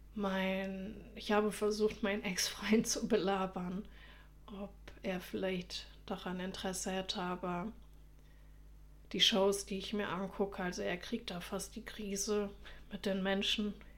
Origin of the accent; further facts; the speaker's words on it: Germany; accent: German; ich schäme mich halt für meinen deutschen Akzent